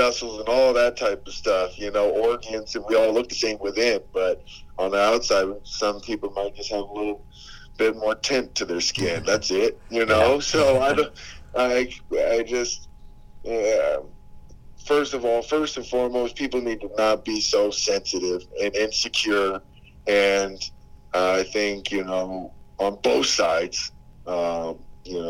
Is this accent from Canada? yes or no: yes; Vancouver, British Columbia, Canada; now in United States; I grew up in Vancouver